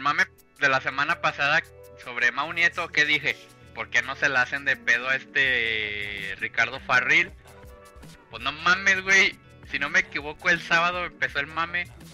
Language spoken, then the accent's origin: Spanish; Mexico; Somos mexicanos